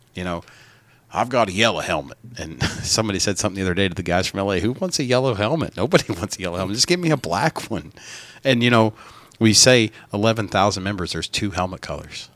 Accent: North Carolina, United States; we're from the South

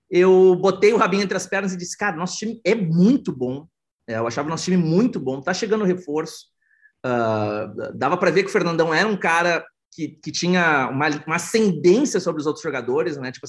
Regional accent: Porto Alegre, Rio Grande do Sul, Brazil; eu tenho 41 anos, sou do sul do Brasil, sou de Porto Alegre, um, morei já em vários países para trabalhar e, e, e estudar inovação.

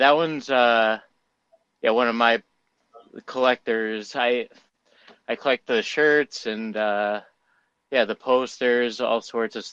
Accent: Connecticut, United States; I'm from Connecticut

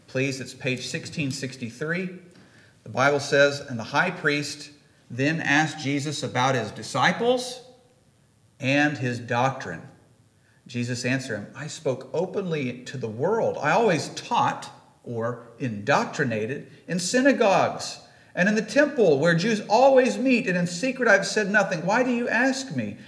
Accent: Midwest, United States; accent: Midwestern; my best Midwestern accent

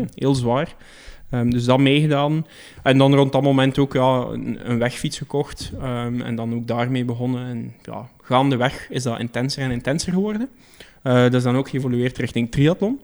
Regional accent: Belgium; we zijn Belgen

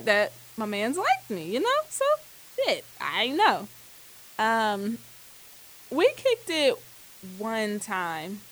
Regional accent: Ohio, United States; moved away as an adult; now in Atlanta, United States; live currently here in Atlanta by way of Ohio. I'm from Ohio

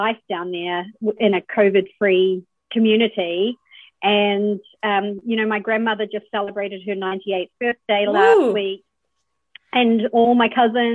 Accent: New Zealand; moved away as an adult; also born or lived in Florida, United States / Georgia, United States; growing up in New Zealand

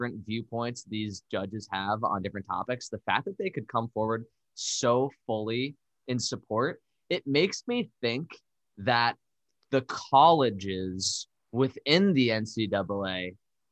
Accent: Darien, Connecticut, United States; my hometown of Darien, Connecticut

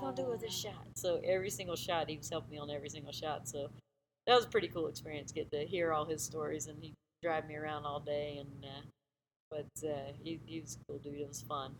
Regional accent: Myrtle Beach, South Carolina, United States; I grew up in Myrtle Beach area

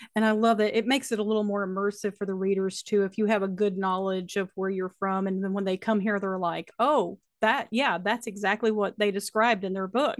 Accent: Alleghany County, North Carolina, United States; I am from Allegheny County, North Carolina. We're located in the Blue Ridge Mountains, and I've lived here all of my life.

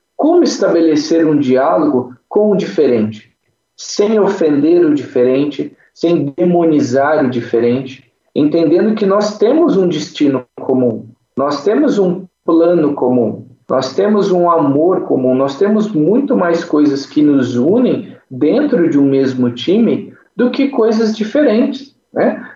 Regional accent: Cachoeira Paulista, São Paulo, Brazil; now in Pindamonhangaba, Brazil; Eu sou natural aqui de Pindamonhangaba, hoje voltei a morar aqui nessa cidade maravilhosa. mas com três anos de idade, eu saí daqui e fui para Cachoeira Paulista

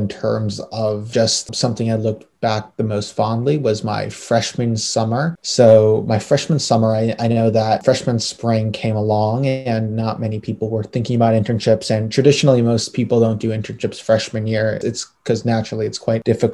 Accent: Chicago, Illinois, United States; moved away as an adult; also born or lived in Boston; I grew up in Chicago, went to Walter Payton for high school

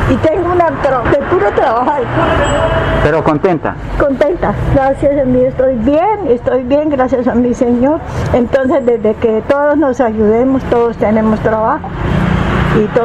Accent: Colombia; todos somos colombianos

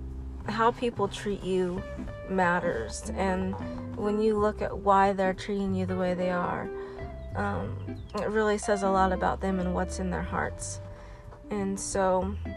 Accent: Lawrence, United States; growing up in Lawrence

